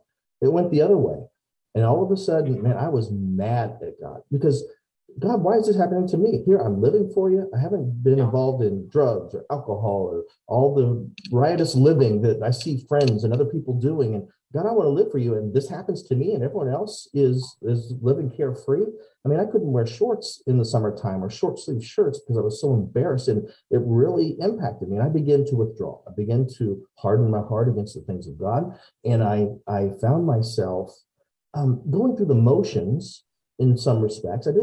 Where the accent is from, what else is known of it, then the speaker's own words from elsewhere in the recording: Decatur, Illinois, United States; I am from Decatur, Illinois, born and raised